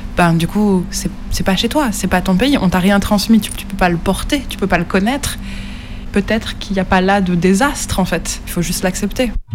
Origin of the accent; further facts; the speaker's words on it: France; also born or lived in Nancy; je suis française